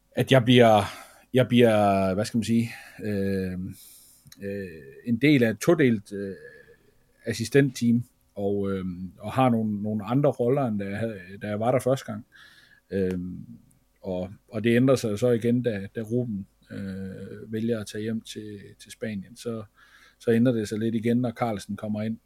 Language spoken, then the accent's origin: Danish; Feldborg, Central Denmark Region, Denmark; jeg er fra Feldborg af